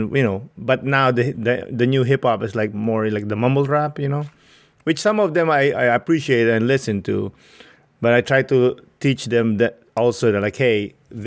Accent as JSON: {"language": "English", "country": "Philippines", "tie": "born or raised there", "moved": "yes", "said": "growing up in the Philippines"}